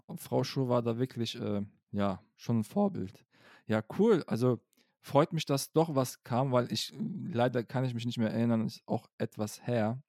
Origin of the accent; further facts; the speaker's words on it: Cologne, North Rhine-Westphalia, Germany; ich bin Kölsche ja. Jung